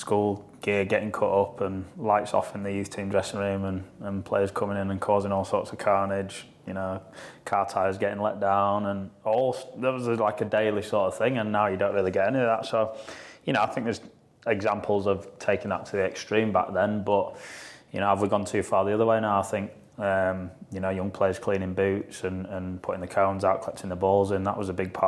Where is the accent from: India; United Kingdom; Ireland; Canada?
United Kingdom; Yorkshire and the Humber; accent: Yorkshire; my Yorkshire accent